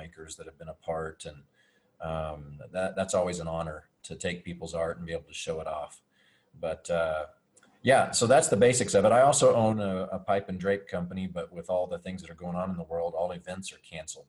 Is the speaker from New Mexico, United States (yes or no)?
yes; Roswell, New Mexico, United States; also born or lived in Dallas, Texas; I grew up in New Mexico at the world famous Roswell.